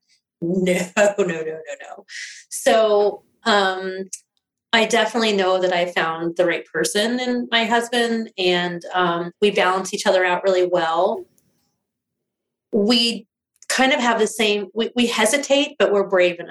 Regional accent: East Coast, United States; moved away; I grew up mostly on the East Coast.

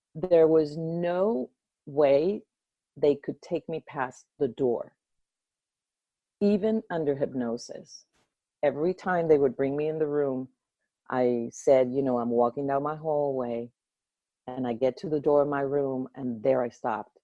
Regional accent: Venezuela; moved away; also born or lived in Baton Rouge, United States / New Orleans, United States; I'm from Venezuela, but uh, I moved to Baton Rouge because that's where my dad went to school at LSU

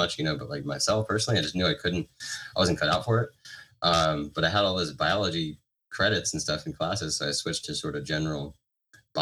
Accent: New York City, New York, United States; moved away as an adult; now in Santa Barbara, United States; I was from New York, you know, 15 years ago.

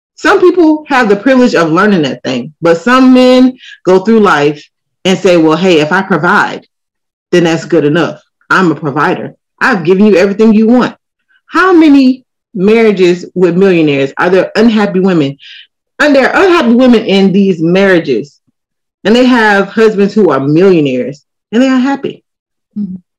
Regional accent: United States; I'm American

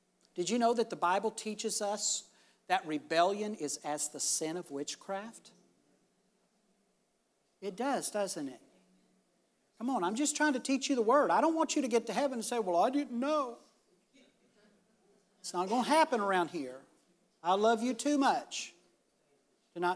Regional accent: United States; I'm thankful that I'm an American.

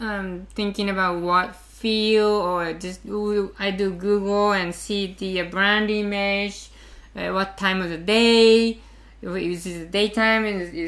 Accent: Los Angeles, California, United States; also born or lived in Japan; now in Tokyo, Japan; Well, I'm from Japan, but I wasn't spending many years in Los Angeles.

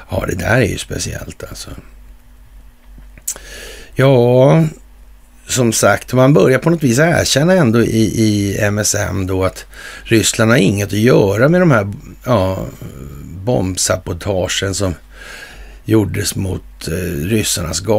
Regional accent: Sweden; på grund av att jag kommer från Sverige och har vissa idéer och kunskaper om det här landets historia

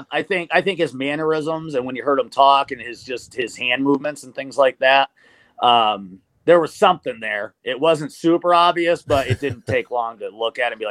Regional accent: Norfolk, Virginia, United States; born there; I was born initially in Norfolk, Virginia, so I am a Redskins

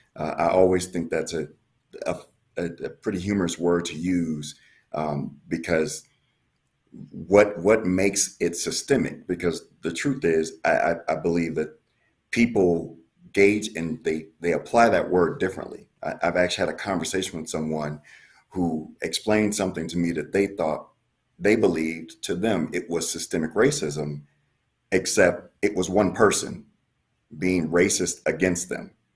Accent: Milwaukee, Wisconsin, United States; I'm from Milwaukee, Wisconsin

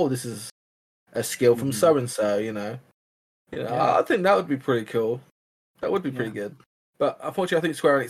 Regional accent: Ireland; I'm already Irish

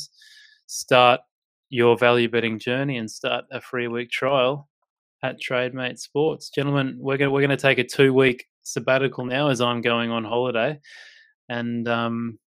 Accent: Gold Coast, Queensland, Australia; here's my hometown, gents, if you're interested. Here's the lovely Gold Coast.

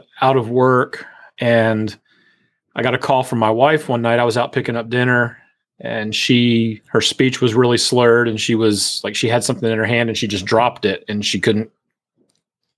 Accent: just outside of Baltimore, Maryland, United States; moved away as an adult; also born or lived in Tennessee / Charleston, South Carolina; now in Virginia Beach, United States; I grew up just outside of Baltimore and have been living in Virginia Beach now for about 6 years

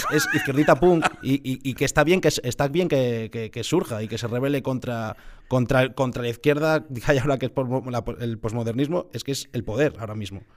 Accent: Villacarriedo, Cantabria, Spain; somos, pasiegos, somos de Villacarriedo

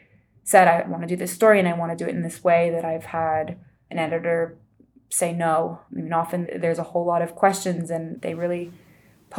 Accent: United States; as an American

